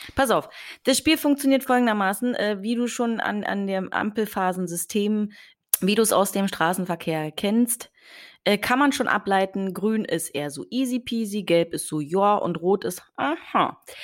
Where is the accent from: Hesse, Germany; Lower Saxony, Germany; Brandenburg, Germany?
Brandenburg, Germany; Potsdam; Ich komme aus Potsdam